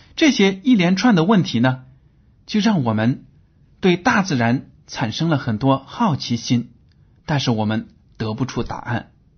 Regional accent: China; 我们中国人

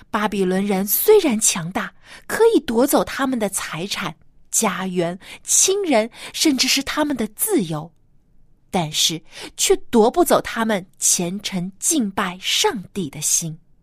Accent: China; 每到这个过年过节的时候，我们中国人啊，有习俗就是一家人都要团聚在一起来吃大餐

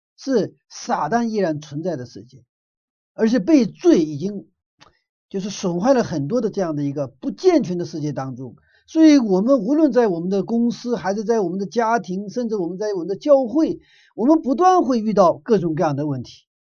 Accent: Northeast China, China; moved away; 我的小的时候在东北长大的

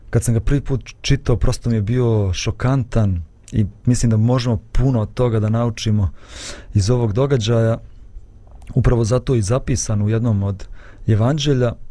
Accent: Bosnia & Herzegovina; kod nas u Bosni kad neko dođe, pa to je odma večera, ručak, sjedi za sto da jedeš

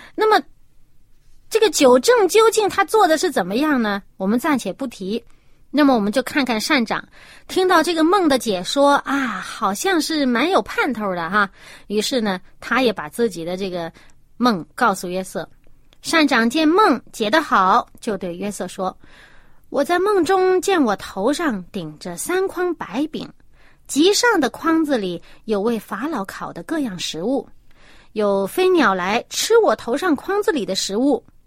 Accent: China; 我们中国人

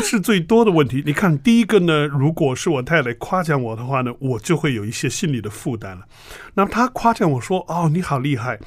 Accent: China; 我们中国人

